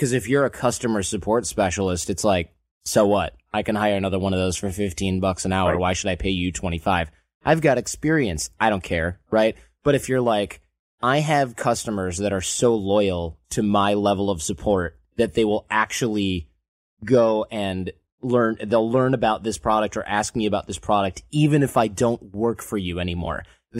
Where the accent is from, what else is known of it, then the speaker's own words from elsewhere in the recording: Michigan, United States; Or if you grew up where I grew up in Michigan